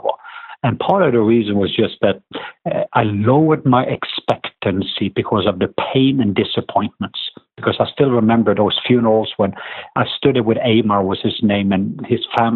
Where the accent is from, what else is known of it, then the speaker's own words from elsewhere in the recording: southwest Norway, Norway; accent: southern; now in Atlanta, United States; I'm from the southwest part of Norway. But we live in Atlanta. But as I grew up in Norway